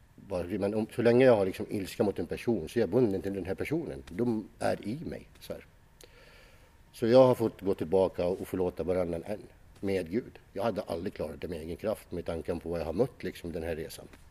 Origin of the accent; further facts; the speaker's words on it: Iraq; now in Sweden; Jag växte upp i, i, i, Irak